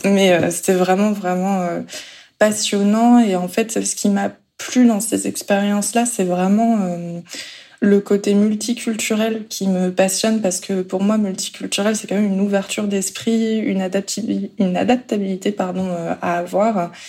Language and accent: French; France; also born or lived in South Korea; quand on est français.